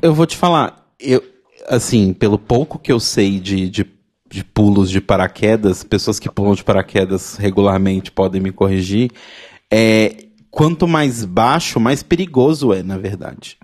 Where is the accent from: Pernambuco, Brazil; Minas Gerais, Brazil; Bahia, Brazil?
Minas Gerais, Brazil; Belo Horizonte; Belo Horizonte, minha cidade natal